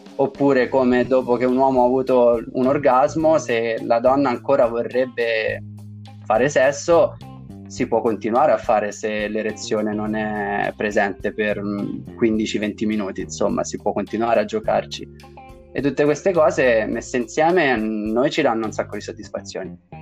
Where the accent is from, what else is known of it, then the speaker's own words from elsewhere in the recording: Tuscany, Italy; dalle mie parti in Toscana